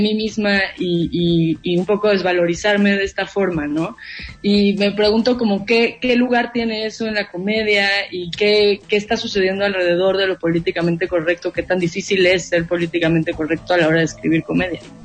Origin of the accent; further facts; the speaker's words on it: Mexico; en nuestro país estamos un poco atrasados en eso